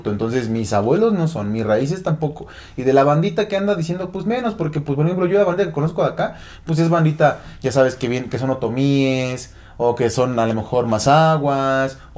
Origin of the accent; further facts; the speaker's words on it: Nayarit, Mexico; born there; yo nací en Nayarit, entonces tengo más sangre cora, tepehuana, mexicanera y otras cosas que, que mexicano.